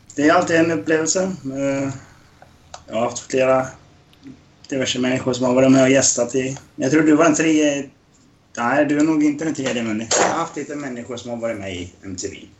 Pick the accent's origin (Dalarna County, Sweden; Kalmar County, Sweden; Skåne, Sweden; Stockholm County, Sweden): Dalarna County, Sweden; jag är från Dalarna.